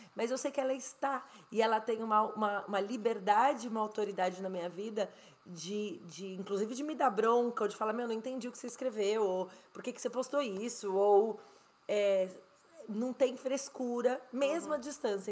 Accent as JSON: {"language": "Portuguese", "country": "Brazil", "also_born_or_lived": "Spain", "moved": "as an adult", "lives_now": "United States", "said": "eu saí do Brasil em 2007, então eu tô há 14 anos fora do Brasil há nove anos quase nos Estados Unidos, mas eu morei quase seis na Espanha"}